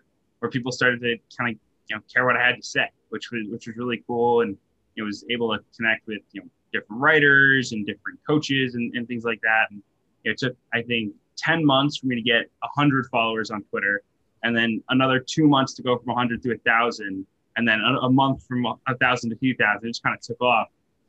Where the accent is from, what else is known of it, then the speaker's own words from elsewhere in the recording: Albany, New York, United States; So I grew up in Albany, New York.